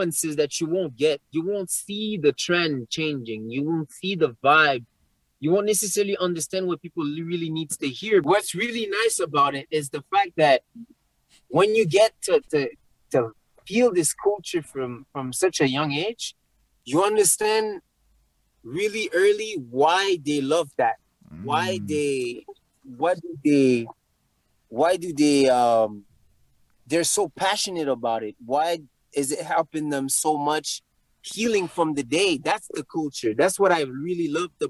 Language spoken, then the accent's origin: English; Montreal, Quebec, Canada; I grew up in Rivière-des-Prairies